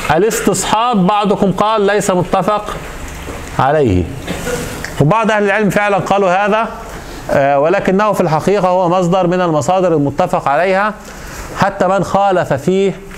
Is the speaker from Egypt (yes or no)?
yes; Egypt; moved away; عندنا في مصر